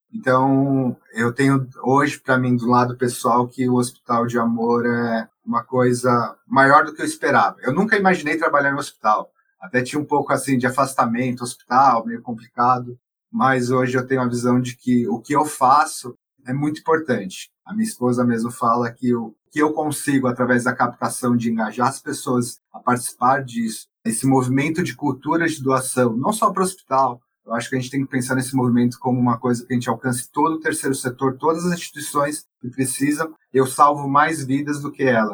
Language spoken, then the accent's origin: Portuguese; São Paulo, Brazil; moved away; Eu não sou de Barretos, eu sou de São Paulo